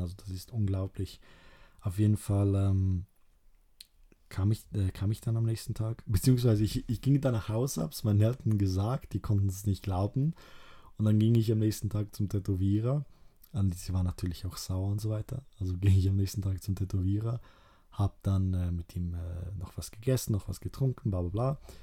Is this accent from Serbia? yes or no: yes; Kruševac, Rasina District, Serbia; moved away; ich komme, ursprünglich aus Ser Serbien ähm, und aus 1371. Da wurde die Stadt gebaut, also ich komme äh, aus Kruschewac, heißt die Stadt